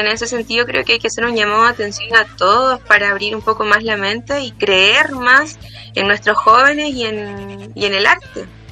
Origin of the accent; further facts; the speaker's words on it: Antofagasta, Chile; moved away as an adult; now in Santiago, Chile; estudié aquí en Antofagasta, en el Liceo Domingo Herrera Rivera, y en el año 2018 me mudé a la ciudad de Santiago